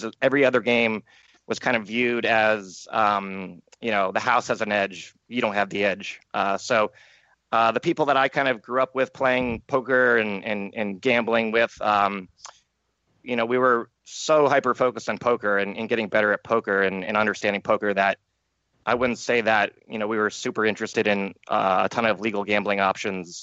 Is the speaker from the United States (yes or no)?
yes; Cleveland, Ohio, United States; I come from the Cleveland area